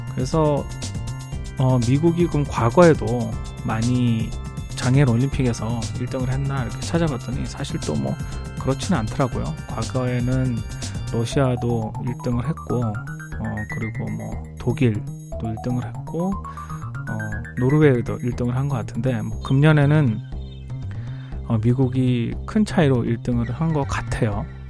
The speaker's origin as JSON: {"language": "Korean", "country": "South Korea", "tie": "born or raised there", "moved": "as an adult", "lives_now": "United States", "said": "저부터도 한국에서 나고 자란 사람이니까"}